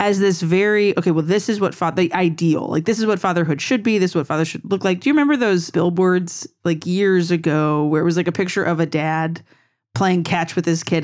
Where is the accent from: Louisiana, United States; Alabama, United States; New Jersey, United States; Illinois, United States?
Louisiana, United States; I'm from Louisiana